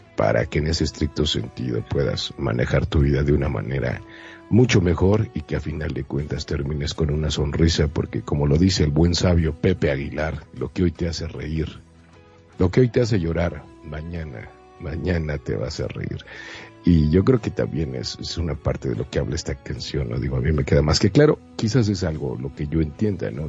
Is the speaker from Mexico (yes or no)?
yes; Monterrey, Nuevo León, Mexico; yo soy de Monterrey